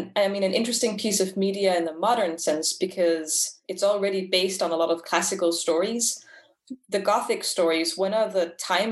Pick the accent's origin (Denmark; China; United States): Denmark; I'm a recent film and media bachelor student from Denmark.